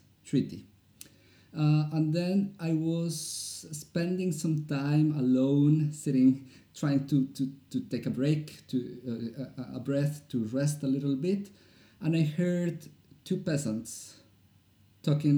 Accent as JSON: {"language": "English", "region": "Bogotá", "country": "Colombia", "tie": "born or raised there", "second_language": "English", "moved": "as an adult", "lives_now": "Norway", "said": "I'm from Colombia, from the capital"}